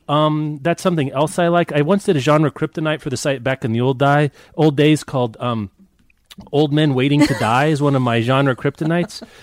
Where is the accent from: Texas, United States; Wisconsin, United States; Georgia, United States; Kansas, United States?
Kansas, United States; Lawrence; my hometown of Lawrence, Kansas